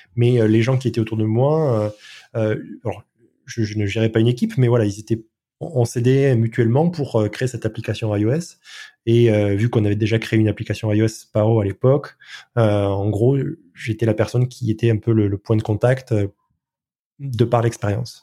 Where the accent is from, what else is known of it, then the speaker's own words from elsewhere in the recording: France; je suis français